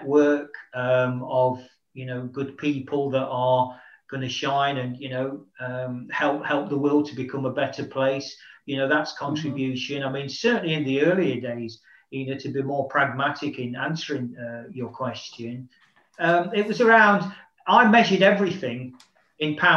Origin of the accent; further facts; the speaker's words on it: Nottingham, East Midlands, United Kingdom; moved away; a professional football club, Nottingham Forest, back in my hometown